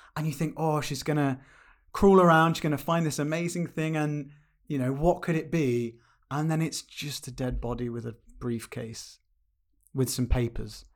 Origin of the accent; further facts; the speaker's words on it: United Kingdom; as a Brit